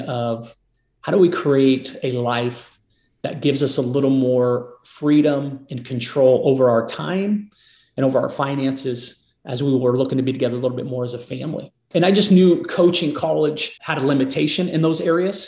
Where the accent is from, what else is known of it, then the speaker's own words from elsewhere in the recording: Marysville, United States; moved away as an adult; now in Nashville, United States; My wife and I both were born and raised in Marysville.